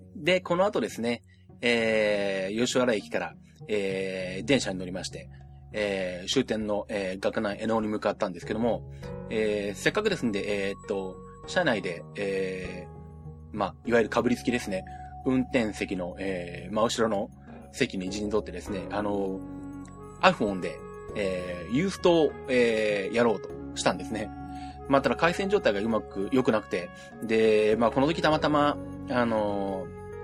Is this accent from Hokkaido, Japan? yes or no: no; Nagoya, Aichi, Japan; moved away; 私もあの子供時代、まあ私名古屋に住んでた